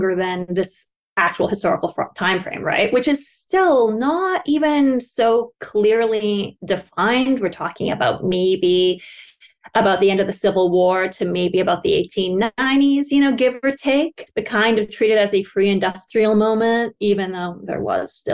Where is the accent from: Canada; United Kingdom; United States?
Canada; Western Canada; I grew up in Western Canada